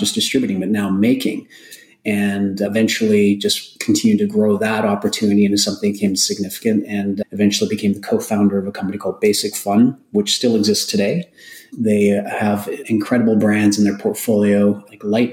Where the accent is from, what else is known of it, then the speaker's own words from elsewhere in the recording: Alberta, Canada; I was from Alberta